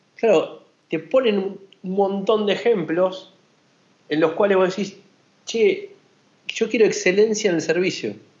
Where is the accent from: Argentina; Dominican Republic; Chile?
Argentina; acá en Argentina